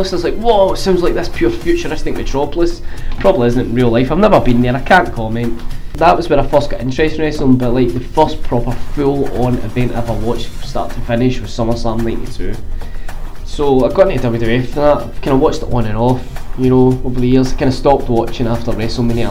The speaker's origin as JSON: {"language": "English", "town": "Glasgow", "region": "Scotland", "country": "United Kingdom", "said": "I'm from Glasgow in Scotland"}